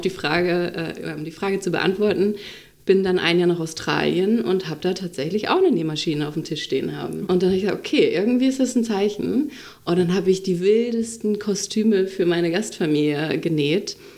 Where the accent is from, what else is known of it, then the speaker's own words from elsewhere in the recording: Itzehoe, Schleswig-Holstein, Germany; moved away as an adult; also born or lived in Flensburg / Hamburg; Dann bin ich wieder zurück zu meinen Eltern, äh, nach Schleswig-Holstein, nach Itzehoe